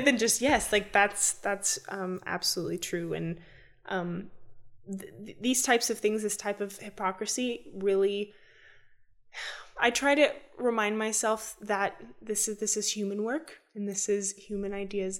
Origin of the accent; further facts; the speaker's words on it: United States; as an American citizen